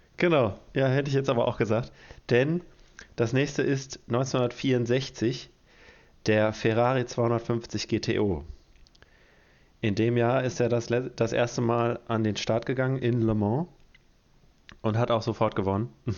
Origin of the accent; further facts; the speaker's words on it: Detmold, North Rhine-Westphalia, Germany; aus Detmold, also aus meiner Heimatstadt